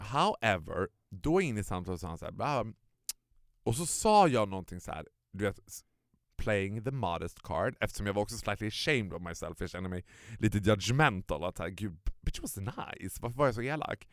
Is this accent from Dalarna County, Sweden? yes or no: yes; Borlänge, Dalarna County, Sweden; now in Stockholm, Sweden; hemma i Borlänge när man var liten